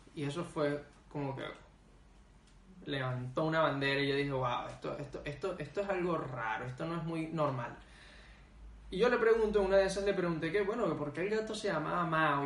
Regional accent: Venezuela; moved away as an adult; uno como venezolano que viene de un país

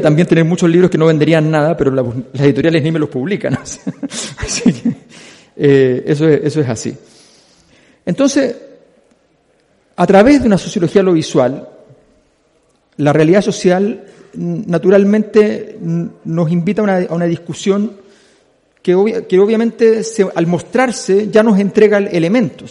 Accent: Chile; Quienes somos chilenos

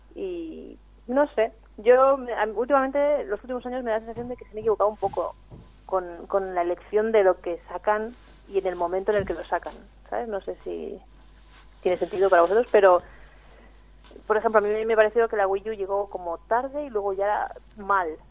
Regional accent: Catalonia, Spain; now in Vitoria, Spain; yo soy catalana

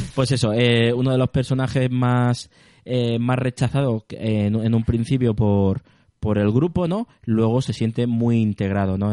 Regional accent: Spain; el sentimiento de español cuando salimos de España

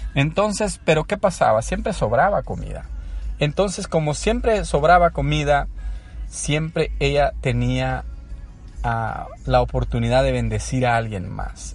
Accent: San Salvador, El Salvador; moved away as an adult; now in United States; soy de origen salvadoreño, eh, nací en un barrio de, la, de San Salvador, conocido como Sacamil, el área de la colonia Sacamil. ahí hice toda mi escuela

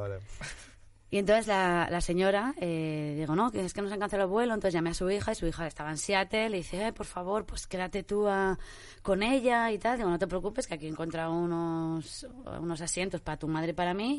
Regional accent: Spain; soy española

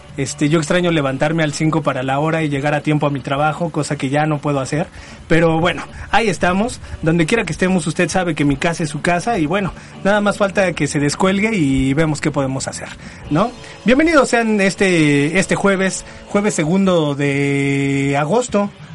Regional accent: State of Mexico, Mexico; los cuates de provincia que venimos desde el Estado de México a mancillar la, la hermosa Ciudad de México

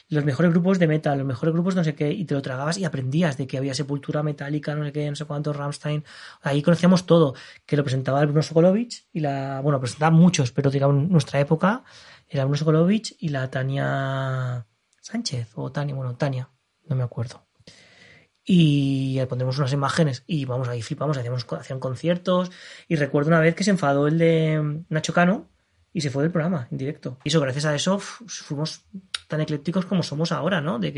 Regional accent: Catalonia, Spain; nosotros los que vivíamos en Cataluña

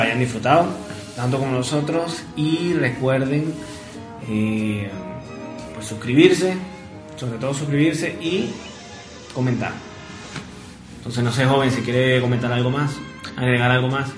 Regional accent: Venezuela; crecimos nosotros, básicamente, bueno, en Venezuela

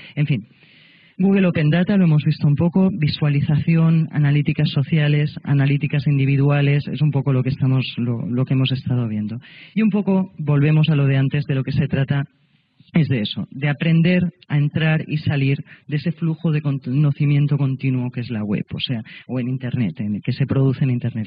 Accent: Catalonia, Spain; como catalana

